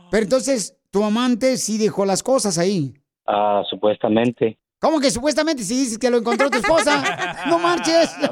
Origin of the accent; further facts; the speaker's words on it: Guatemala; now in Beverly Hills, United States; Porque ¿a qué venimos de Guatemala a Beverly Hills, ah, Estados Unidos?